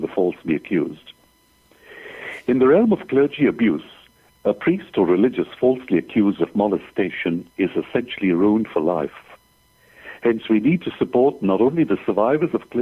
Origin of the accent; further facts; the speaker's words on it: Mumbai, Maharashtra, India; moved away as an adult; now in Adelaide, Australia; I am originally from Bombay, India. That is where I grew up